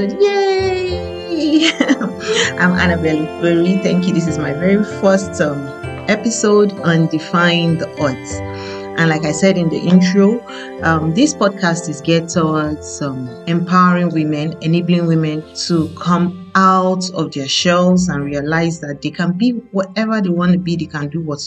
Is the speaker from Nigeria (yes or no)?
yes; Nigeria; I'm a Nigerian